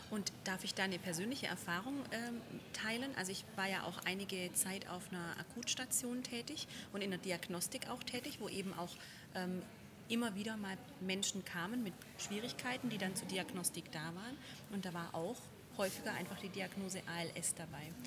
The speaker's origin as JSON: {"language": "German", "region": "Baden-Württemberg", "country": "Germany", "said": "Wir sind nämlich in Stuttgart, wo ich mich als ähm, Schwabe ja sehr drüber freue"}